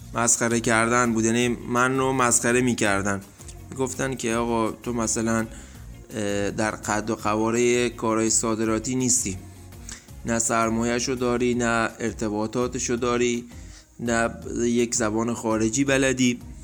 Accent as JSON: {"language": "Persian", "town": "Dezful", "region": "Khuzestan", "country": "Iran", "said": "اهل خوزستان دسپور"}